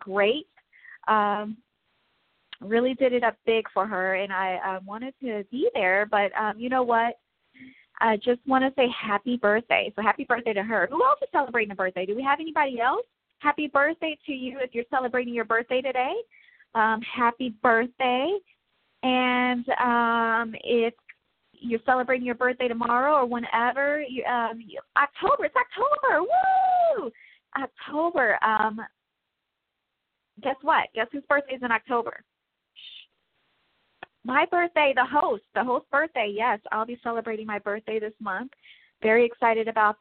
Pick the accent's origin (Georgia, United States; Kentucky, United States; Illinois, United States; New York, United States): Illinois, United States; Chicago; now in Los Angeles, United States; Chi-Town, my hometown